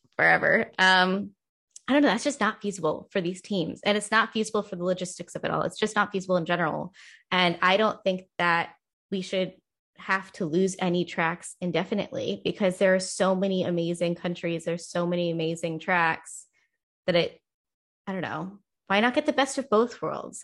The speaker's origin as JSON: {"language": "English", "region": "Northeast", "country": "United States", "tie": "born or raised there", "said": "I grew up in the Northeast"}